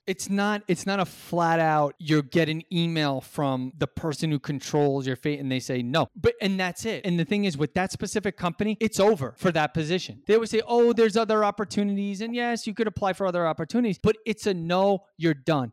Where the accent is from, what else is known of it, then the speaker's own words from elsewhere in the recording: New York City, New York, United States; I'm a New Yorker